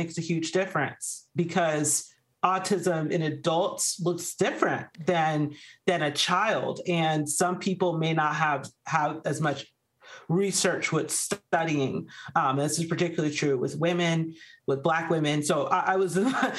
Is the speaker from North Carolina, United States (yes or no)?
no; Georgia, United States; moved away as an adult; also born or lived in Arizona; we actually moved back to my home state of Georgia, where we're now living a much slower life